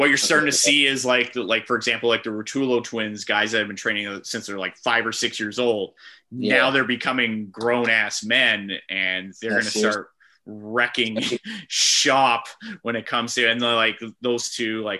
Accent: Brampton, Ontario, Canada; I'm from Brampton

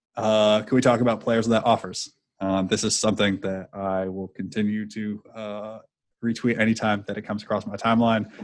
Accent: California, United States; now in East Coast, United States; I'm not from the area. I grew up in California

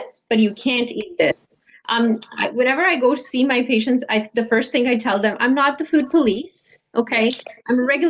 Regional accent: Delhi, India; moved away as an adult; now in Toronto, Canada; 21 years ago, I came from Delhi, India, to Toronto to study. And I was born and raised in India

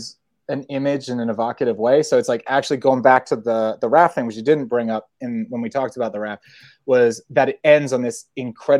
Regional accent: New Mexico, United States; accent: American; now in London, United Kingdom; I live in London. I have an American accent. It's partly because I grew up in New Mexico

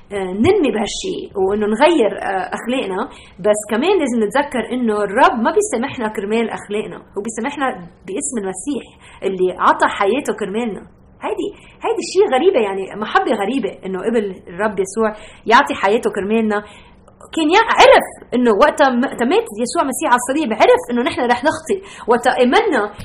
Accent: Beirut, Beirut Governorate, Lebanon; now in United States; انا ربيت ببيروت

